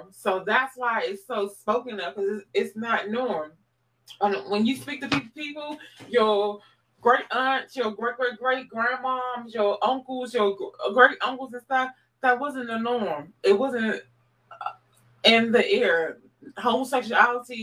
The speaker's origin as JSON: {"language": "English", "town": "Washington", "region": "District of Columbia", "country": "United States", "said": "we in DC"}